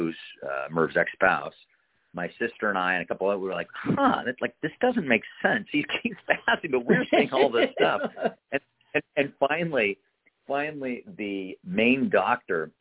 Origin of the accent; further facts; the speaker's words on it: Eugene, Oregon, United States; I grew up in Eugene, Oregon